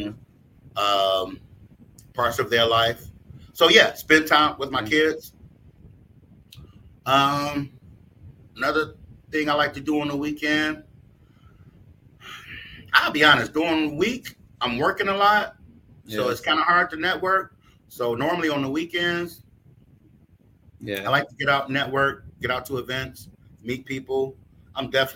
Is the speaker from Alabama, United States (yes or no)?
no; Detroit, Michigan, United States; moved away; I'm originally from Detroit